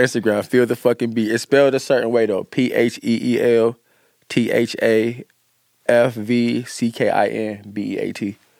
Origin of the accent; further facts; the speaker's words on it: Cleveland, Ohio, United States; moved away as an adult; also born or lived in Las Vegas; I'm from Cleveland